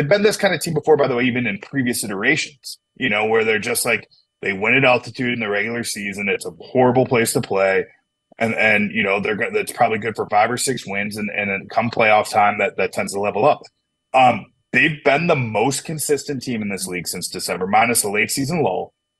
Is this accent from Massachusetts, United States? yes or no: no; Chicago, Illinois, United States; I mean, I'm biased, man. I'm from Chicago.